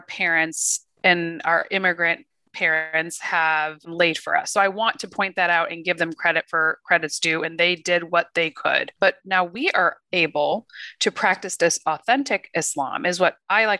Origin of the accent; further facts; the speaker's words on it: United States; American-born Muslims